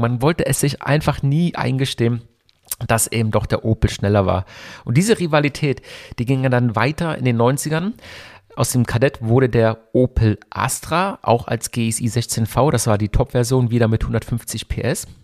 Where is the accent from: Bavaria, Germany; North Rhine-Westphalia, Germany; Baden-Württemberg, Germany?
Baden-Württemberg, Germany; Hockenheim; also born or lived in Berlin; ich komme aus Hockenheim eigentlich, also ich bin in Berlin geboren, wie schon erwähnt, bin aber in Hockenheim aufgewachsen